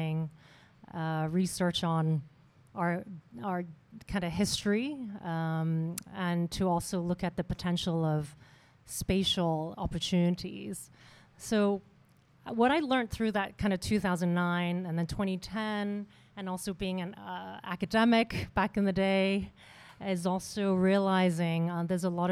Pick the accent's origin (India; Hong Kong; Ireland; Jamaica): Hong Kong; I am from Hong Kong. I grew up here.